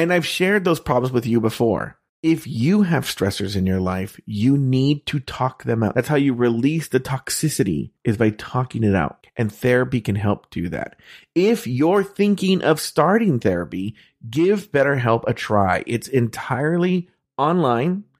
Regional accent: California, United States; I'm from California

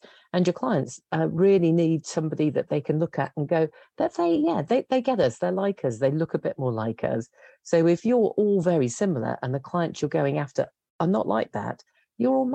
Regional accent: West Midlands, United Kingdom; moved away as an adult; also born or lived in London; And I grew up in the West Midlands, which at that stage was struggling as a place to get work.

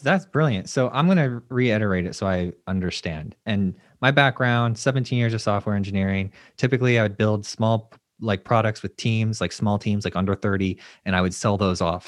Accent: Florida, United States; I live in Florida

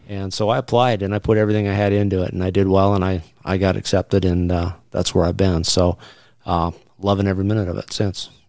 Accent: Southwest Montana, United States; growing up in Southwest Montana

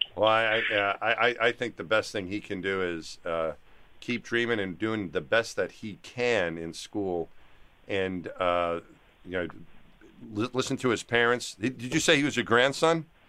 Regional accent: Franklin Square, New York, United States; There's nothing special about us growing up in Franklin Square

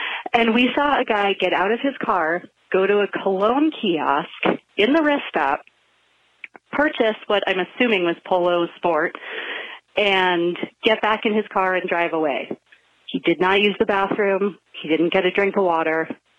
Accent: Kearny, New Jersey, United States; moved away; I'm from Kearney. So I grew up in North Jersey, Hudson County.

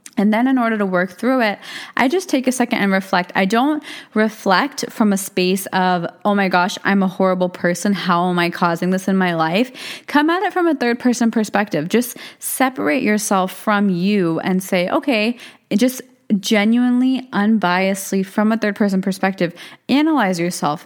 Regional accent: United States; also born or lived in India; I'm born and raised in America

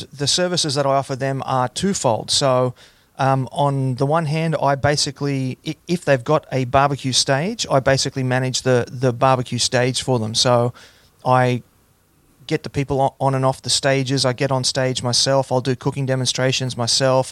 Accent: Hunter Valley, New South Wales, Australia; also born or lived in Gold Coast, Australia; I actually spent most of my time growing up on a farm in the Hunter Valley.

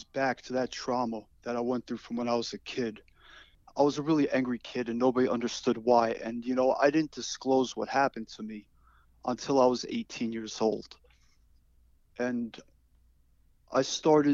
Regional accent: Great Neck, New York, United States; also born or lived in Knoxville, Tennessee; I grew up in Great Neck, New York, and I also spent a lot of my time growing up outside of Knoxville, Tennessee with extended family.

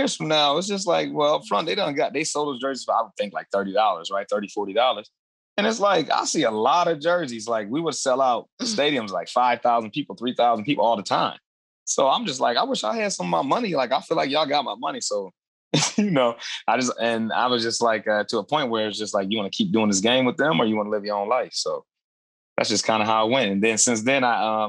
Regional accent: Adrian, Michigan, United States; also born or lived in California / Toledo, Ohio; the same town that I grew up in Adrian, Michigan

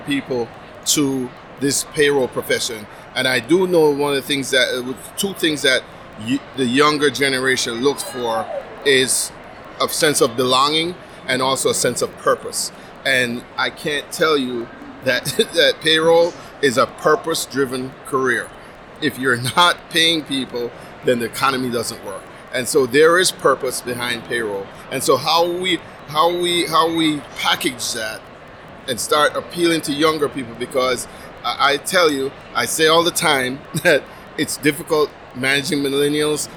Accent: Jamaica; moved away; I'm originally from Jamaica

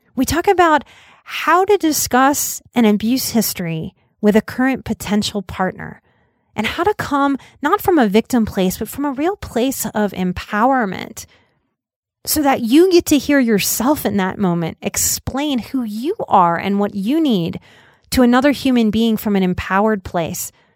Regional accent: New Orleans, Louisiana, United States; I also had the mixed messaging of growing up in New Orleans

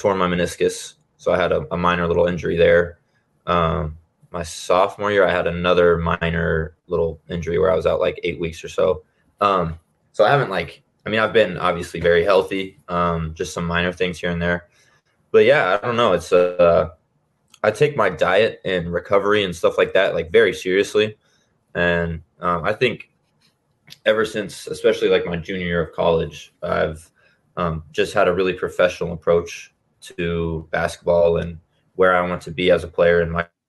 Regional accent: Lincoln, Nebraska, United States; I grew up in Lincoln

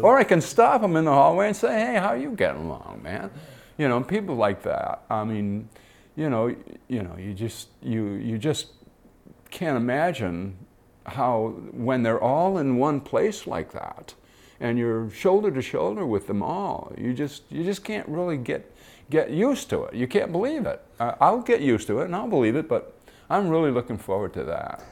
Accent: Detroit, Michigan, United States; I grew up in Detroit and watched the Tigers play

